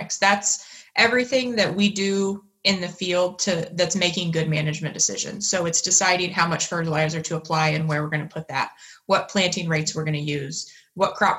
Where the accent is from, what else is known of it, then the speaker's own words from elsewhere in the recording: Newton County, Indiana, United States; I grew up on a farm, a corn and soybean farm in Newton County, Indiana